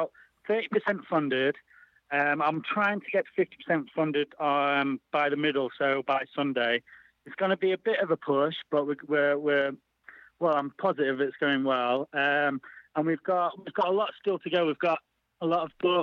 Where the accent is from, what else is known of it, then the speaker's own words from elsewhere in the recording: Sheffield, Yorkshire and the Humber, United Kingdom; I'm from Sheffield.